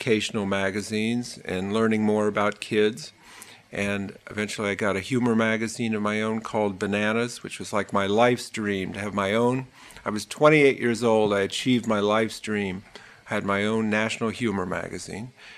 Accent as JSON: {"language": "English", "region": "Ohio", "country": "United States", "tie": "born or raised there", "moved": "as an adult", "lives_now": "New York, United States", "said": "I grew up in Ohio"}